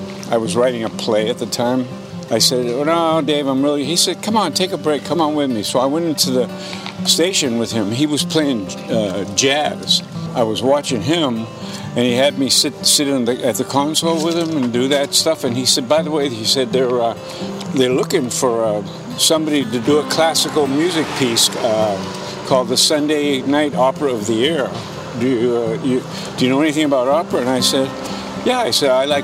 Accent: Milford, Massachusetts, United States; moved away as an adult; also born or lived in California; I came back here to my home in Milford

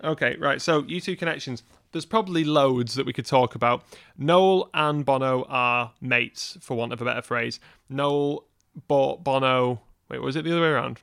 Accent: Wigan, North West England, United Kingdom; moved away; we're from Wigan originally. Now, the thing is, growing up in Wigan

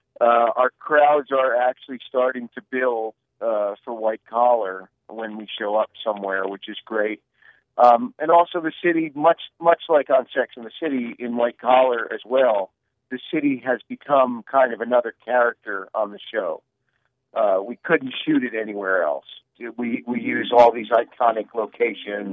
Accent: New Jersey, United States; I'm from New Jersey

